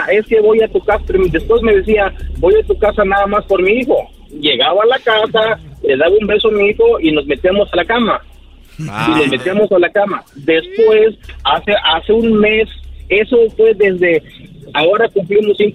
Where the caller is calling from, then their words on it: Nashville, Tennessee, United States; De Tennessee.